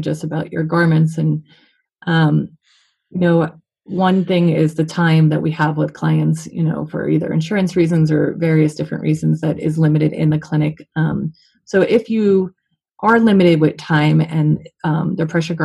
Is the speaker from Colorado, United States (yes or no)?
yes; Colorado, United States; we're both from Colorado